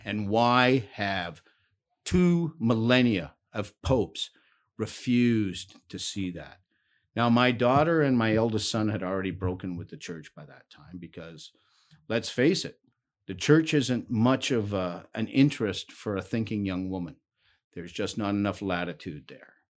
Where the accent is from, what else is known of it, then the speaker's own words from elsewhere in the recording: Ancaster, Ontario, Canada; also born or lived in Hamilton, Ontario; I was born in Hamilton, but when I was young, my parents moved up to Ancaster